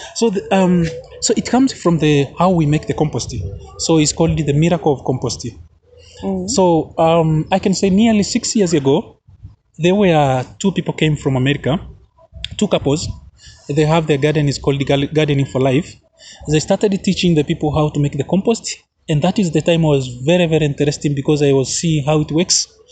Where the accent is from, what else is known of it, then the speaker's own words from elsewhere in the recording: Arusha, Tanzania; I'm from Arusha, Tanzania